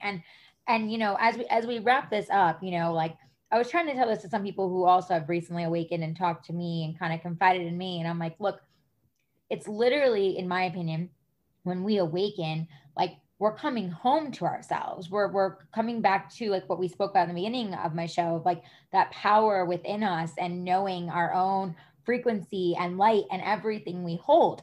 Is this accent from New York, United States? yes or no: yes; New York, United States; moved away; I'm originally from New York.